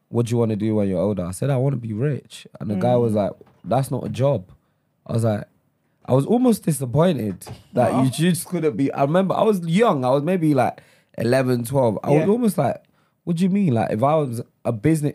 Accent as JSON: {"language": "English", "region": "London", "country": "United Kingdom", "tie": "born or raised there", "also_born_or_lived": "Lagos, Nigeria", "said": "I grew up in Holloway, in Islington"}